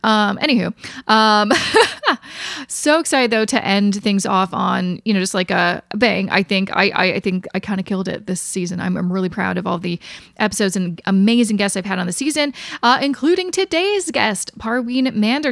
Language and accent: English; Vancouver, British Columbia, Canada; my hometown